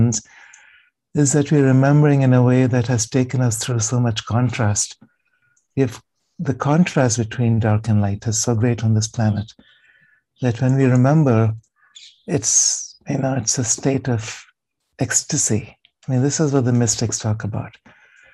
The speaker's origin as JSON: {"language": "English", "country": "India", "tie": "born or raised there", "said": "growing up in India"}